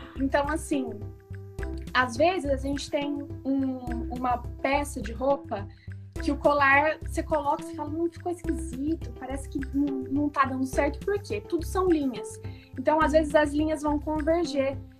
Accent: São José do Rio Preto, São Paulo, Brazil; sou do interior de São Paulo, de Rio Preto

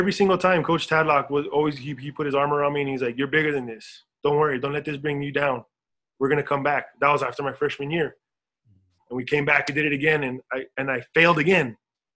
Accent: El Paso, Texas, United States; moved away as an adult; we grew up in El Paso. We grew up in Socorro

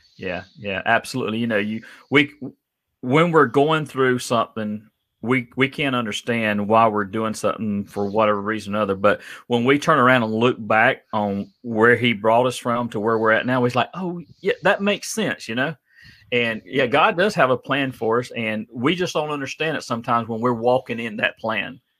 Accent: Adel, Georgia, United States; I grew up in Adel, Georgia

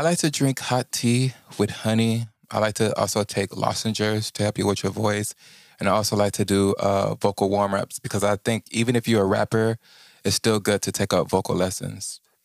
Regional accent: Houston, Texas, United States; I'm from Houston, Texas

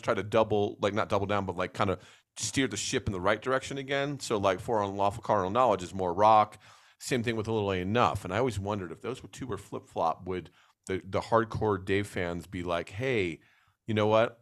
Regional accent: New Jersey, United States; moved away; growing up in New Jersey

